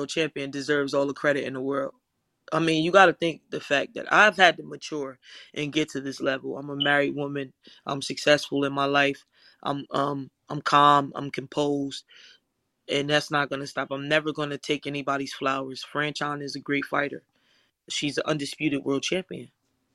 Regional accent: Paterson, New Jersey, United States; I'm from Paterson, New Jersey

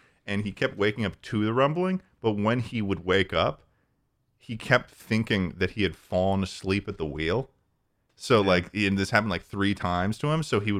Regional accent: Massachusetts, United States; now in Texas, United States; I was born in Massachusetts, where smart people live.

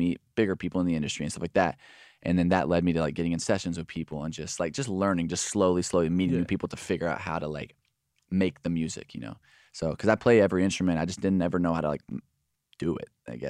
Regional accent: Alvarado, Texas, United States; I'm from Alvarado, Texas. It's like 40 minutes south of Dallas. There's like nobody. There's like a couple thousand people in my town.

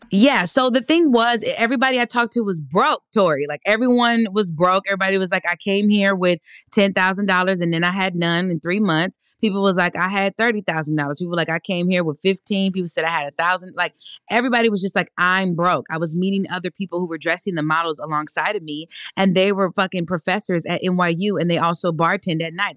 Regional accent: Los Angeles, California, United States; moved away as an adult; also born or lived in New York; I'm from Los Angeles

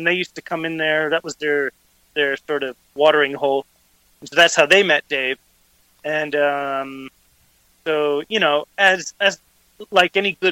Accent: Vermilion, Ohio, United States; moved away as an adult; now in Cercedilla, Spain; I'm originally from Vermilion, Ohio, up on Lake Erie

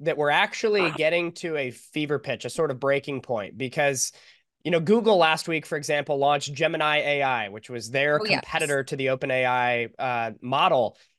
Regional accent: California, United States; I'm from California.

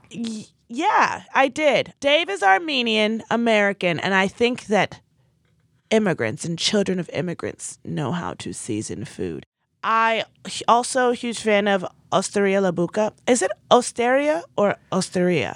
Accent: Nigeria; as a Nigerian

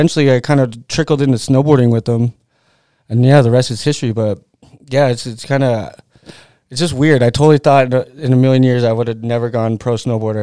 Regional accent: Whittier, California, United States; moved away; also born or lived in Pacific Palisades, California / La Habra, California / Utah; I grew up in Whittier, and then that's where I started skating.

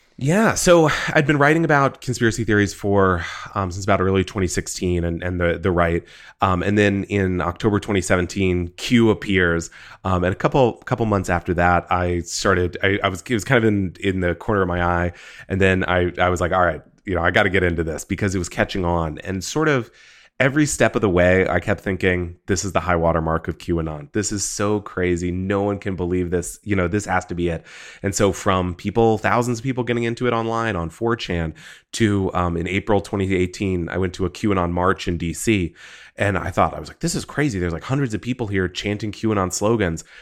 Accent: Texas, United States; growing up in Texas

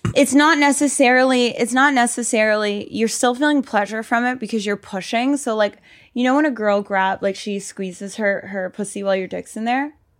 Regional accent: Reading, Pennsylvania, United States; moved away as an adult; also born or lived in Miami; so I grew up in Pennsylvania, like, Westchester area, Reading

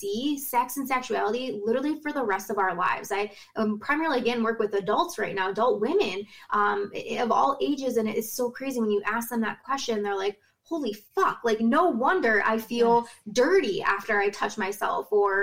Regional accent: Rockwood, Michigan, United States; I'm from Rockwood, Michigan, live on Lake Erie

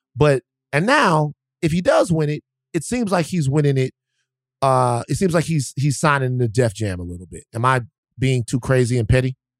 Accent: Baton Rouge, Louisiana, United States; I'm from Baton Rouge

